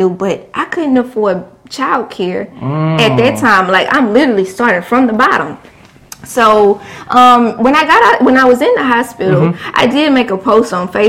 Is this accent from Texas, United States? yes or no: yes; Beaumont, Texas, United States; also born or lived in Houston; move back to my hometown